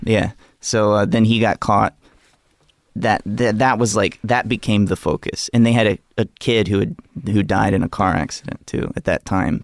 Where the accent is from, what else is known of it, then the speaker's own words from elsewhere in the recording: Gulf Shores, Alabama, United States; I grew up in a place called Gulf Shores, Alabama.